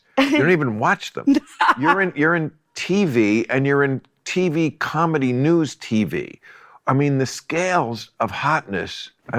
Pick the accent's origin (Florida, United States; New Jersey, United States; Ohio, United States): New Jersey, United States; New Jersey. And life was teeming.